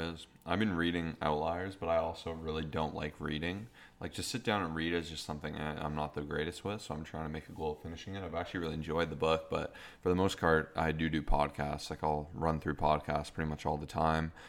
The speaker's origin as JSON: {"language": "English", "country": "Canada", "said": "we're Canadian"}